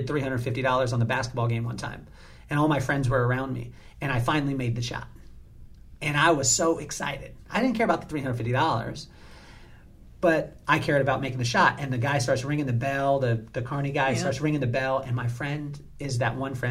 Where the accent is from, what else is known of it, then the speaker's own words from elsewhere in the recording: Lompoc, California, United States; I grew up in Lompoc, California